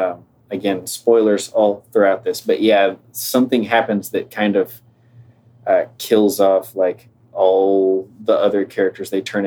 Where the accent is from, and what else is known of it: Texas, United States; born or raised there